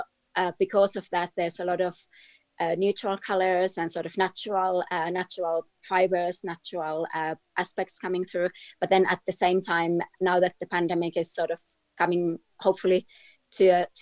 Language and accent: English; Finland; I grew up in Finland, in Scandinavia